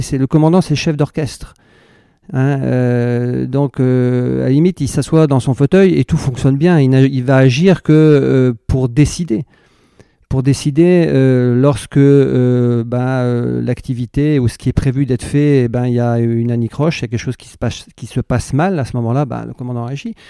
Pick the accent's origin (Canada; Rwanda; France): France; Brittany; je suis breton et que, à quatre ans, j'étais sur un bateau